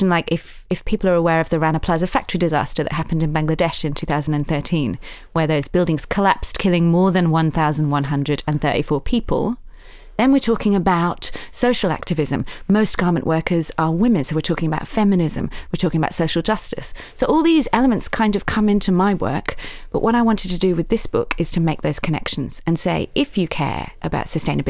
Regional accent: Yorkshire and the Humber, United Kingdom; accent: Yorkshire; we said, let's not do this in a Yorkshire accent. It might be hard to listen to, but I come from Yorkshire in the north of England.

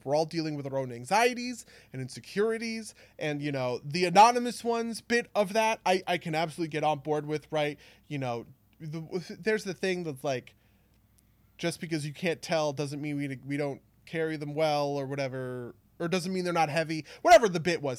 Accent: New Jersey, United States; we're both from New Jersey

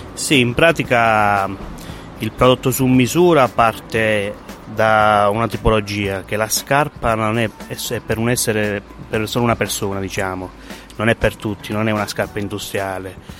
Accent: Sant'Arcangelo, Basilicata, Italy; restare nel mio paese

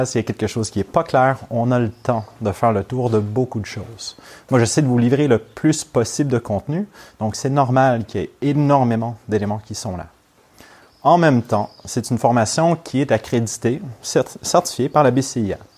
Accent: Montreal, Quebec, Canada; first language English; French is a second language; now in Lyon, France; moi je ne suis pas natif de Lyon. je suis montréalais, donc québécois, donc canadien, mais aussi anglophone.

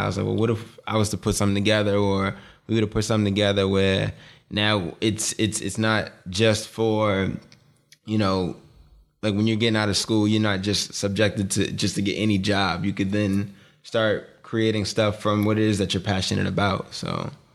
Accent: Boston, Massachusetts, United States; we, we grew up in Boston. We grew up in Dorchester in Boston

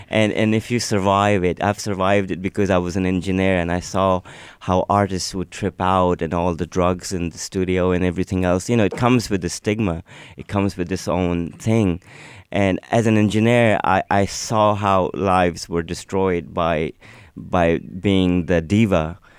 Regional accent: Pakistan; first language Urdu; English is a second language; also born or lived in United States; now in Lennox Head, Australia; I was born in Pakistan and I went to a school that, that was a private school

